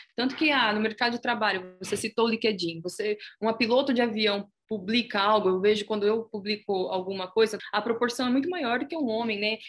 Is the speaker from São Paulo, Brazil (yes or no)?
yes; Itápolis, São Paulo, Brazil; Eu sou de Itapos, eu sou itapolitana